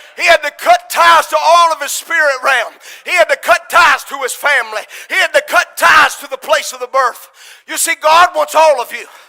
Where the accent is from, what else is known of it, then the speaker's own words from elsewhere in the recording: United States; America is my home country.